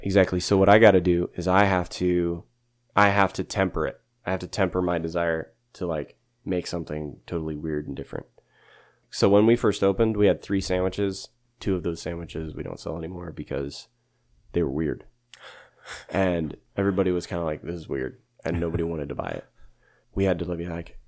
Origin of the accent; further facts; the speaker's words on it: Yoder, Kansas, United States; also born or lived in Hutchinson, Kansas / St. Louis, Missouri; now in Sterling, United States; I grew up in Yoder, Kansas. That's where I'm originally from